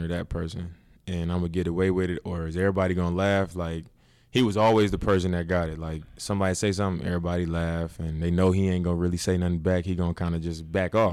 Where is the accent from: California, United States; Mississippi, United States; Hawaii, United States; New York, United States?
California, United States; Oakland; I was from Oakland